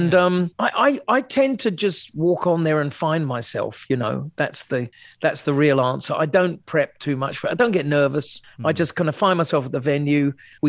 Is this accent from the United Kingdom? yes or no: yes; Sussex, South East England, United Kingdom; moved away; I come from Sussex, you know, originally Shoreham-by-Sea, a town in between the two, those two cities.